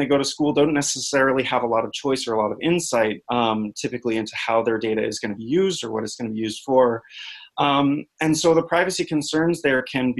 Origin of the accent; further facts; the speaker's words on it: Silicon Valley, California, United States; moved away as an adult; also born or lived in Boulder, Colorado; now in Washington, D.C., United States; I grew up in Silicon Valley